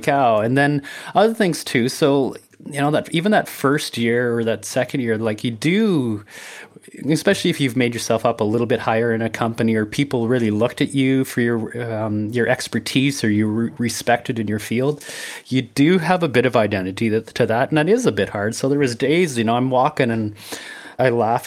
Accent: Brooks, Alberta, Canada; moved away as an adult; also born or lived in Medicine Hat / Saskatchewan; where I grew up in Brooks

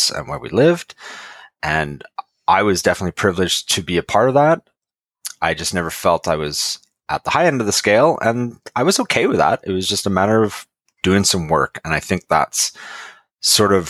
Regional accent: Lower Mainland, British Columbia, Canada; I grew up in the Lower Mainland

